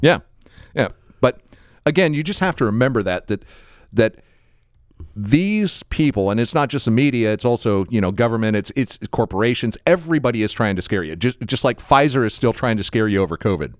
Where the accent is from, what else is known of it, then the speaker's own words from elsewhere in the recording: Florida, United States; someone born and raised in Florida